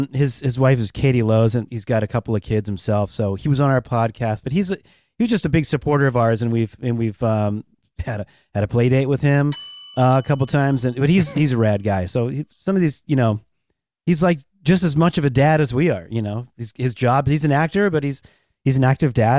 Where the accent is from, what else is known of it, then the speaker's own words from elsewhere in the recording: Seattle, Washington, United States; I'm from Seattle, so I like all my... I'm a hometown kid, so I like the Seahawks.